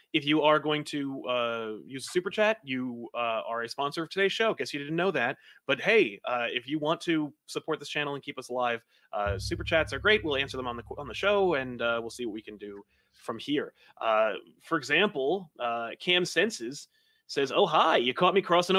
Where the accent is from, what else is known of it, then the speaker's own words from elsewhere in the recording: New Jersey, United States; I'm from Jersey.